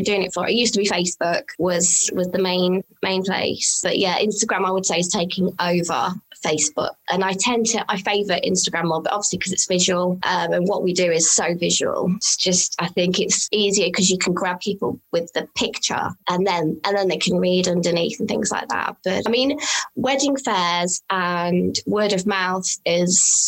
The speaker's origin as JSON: {"language": "English", "country": "United Kingdom", "said": "I'm British"}